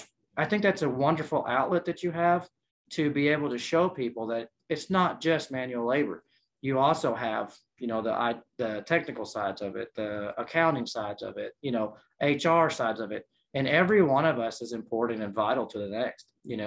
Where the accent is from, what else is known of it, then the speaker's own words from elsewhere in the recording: San Antonio, Texas, United States; born there; So I was born in San Antonio, Texas.